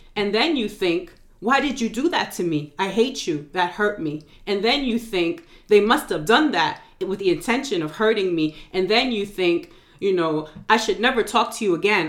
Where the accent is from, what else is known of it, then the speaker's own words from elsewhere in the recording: New York, United States; now in North Carolina, United States; I'm from New York originally, and it's reminding me of home.